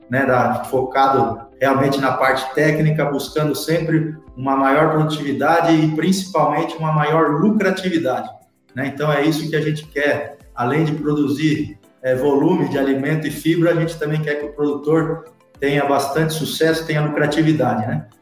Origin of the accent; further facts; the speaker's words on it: São Paulo, Brazil; moved away; also born or lived in Piracicaba; Eu sou paulistano, nascido na capital de São Paulo